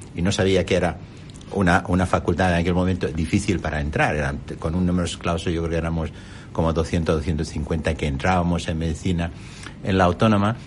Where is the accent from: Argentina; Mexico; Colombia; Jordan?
Jordan; Amman, Amman Governorate; Spanish is a second language; moved away as an adult; now in Spain; yo nací en Amán